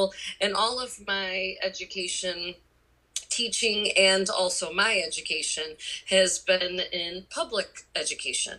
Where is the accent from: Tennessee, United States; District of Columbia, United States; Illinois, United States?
Illinois, United States; Chicago; also born or lived in Northern California; now in California, United States; I am originally from Chicago, and I moved to California